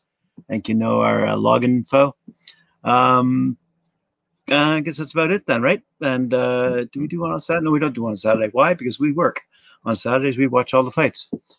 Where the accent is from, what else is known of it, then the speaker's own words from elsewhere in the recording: England, United Kingdom; even though I was born in England